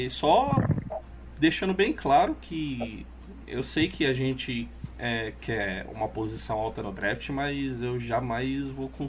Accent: Rio de Janeiro, Brazil; eu cresci lá no Rio

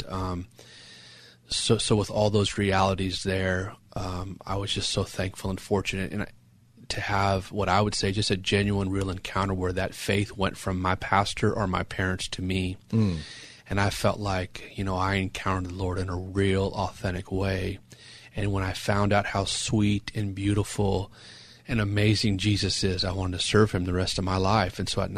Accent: San Juan Capistrano, California, United States; also born or lived in Temecula; And I was born and raised in San Juan Capistrano in Orange County.

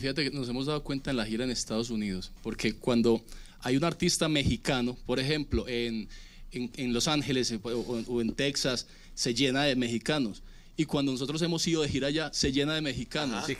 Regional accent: Colombia; nosotros hace que más de ocho años salimos de Colombia a empezar a girar por, por todo el mundo

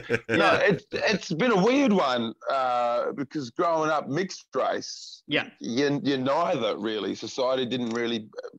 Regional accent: Port Adelaide, South Australia, Australia; Port Adelaide in South Australia. Beautiful, lovely Port Adelaide.

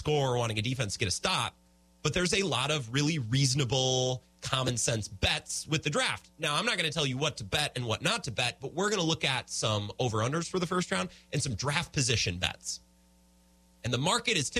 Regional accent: Menominee, United States; moved away; I was in my hometown of Menominee

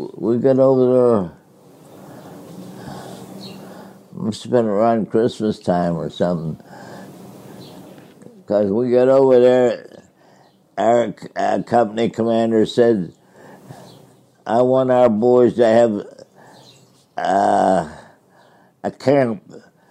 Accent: Sharpsburg, Pennsylvania, United States; I grew up in Pennsylvania, a little town along the Allegheny River, Sharpsburg. I grew up in Sharpsburg

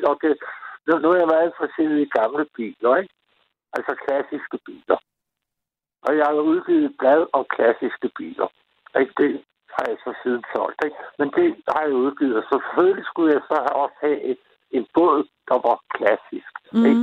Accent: Copenhagen, Capital Region of Denmark, Denmark; moved away as an adult; now in Lolland, Denmark; Jeg er opvokset i København.

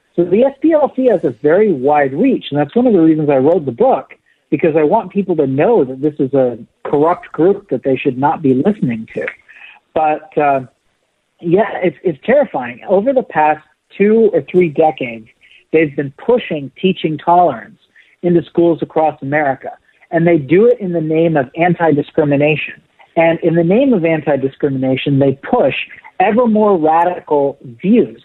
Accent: Golden, Colorado, United States; also born or lived in Denver, Colorado; I grew up in Denver, Colorado, I grew up in Golden

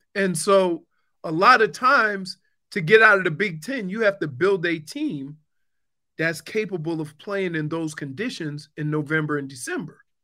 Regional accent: New Orleans, Louisiana, United States; I'm from New Orleans

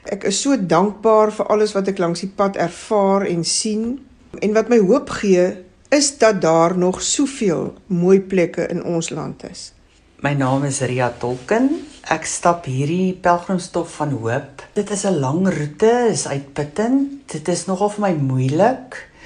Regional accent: George, Western Cape, South Africa; Ek kom van George.

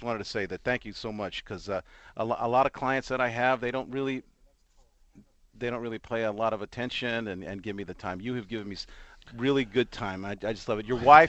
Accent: Los Angeles, California, United States; I am from Los Angeles.

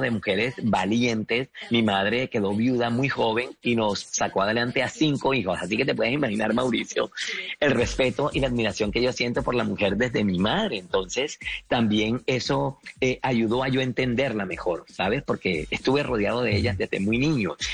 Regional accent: Mompox, Bolívar, Colombia; moved away; todo eso que viví en mi infancia en Monpox

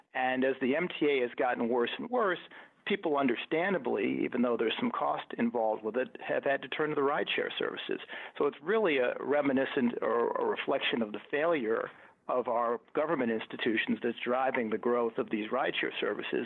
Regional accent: Buffalo, New York, United States; I grew up upstate in Buffalo in a working class family

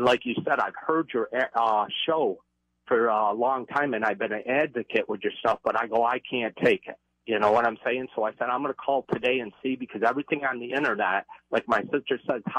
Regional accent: New York, United States; also born or lived in Florida; I'm from New York.

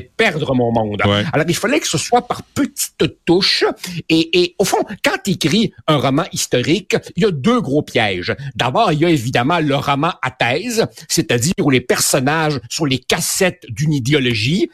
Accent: Quebec, Canada; born or raised there; also born or lived in Uruguay

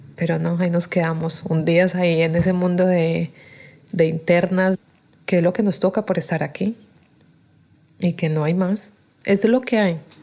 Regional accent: Colombia; moved away as an adult; now in Spain; vengo de Colombia

